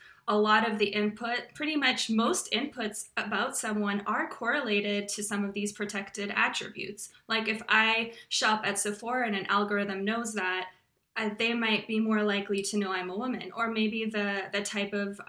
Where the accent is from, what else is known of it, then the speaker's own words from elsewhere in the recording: Slovakia; born there; moved away; also born or lived in Austria / Canada; I was born in Slovakia, which was a communist country, and my family escaped, and we were refugees for a while. We lived in Austria and then Canada eventually.